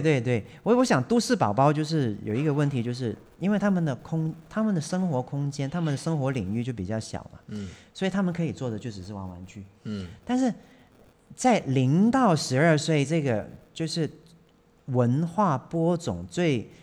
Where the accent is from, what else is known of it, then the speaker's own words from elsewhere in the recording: Hong Kong; moved away; 我从小就在香港长大的，嗯。我是在那种钢筋水泥森林里面都市，长大的